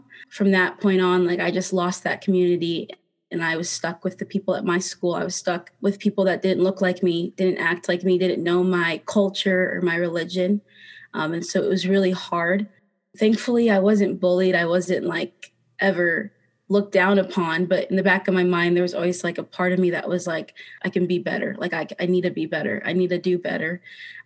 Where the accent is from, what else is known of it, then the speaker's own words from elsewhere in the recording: South Dakota, United States; growing up in South Dakota, it was really hard to be around people at my school